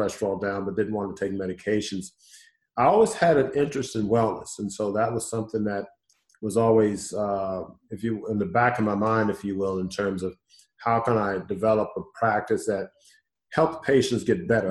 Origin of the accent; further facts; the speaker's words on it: Houston, Texas, United States; born and raised in Houston, so I'm homegrown